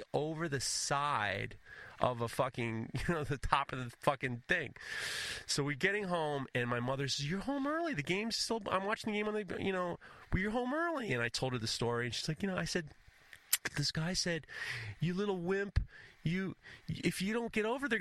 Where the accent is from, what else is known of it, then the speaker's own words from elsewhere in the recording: New York City, New York, United States; being a New Yorker